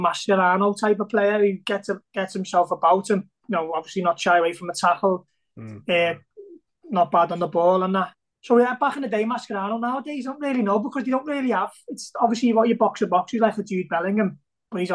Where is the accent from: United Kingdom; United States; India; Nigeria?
United Kingdom; Liverpool, North West England; growing up in Liverpool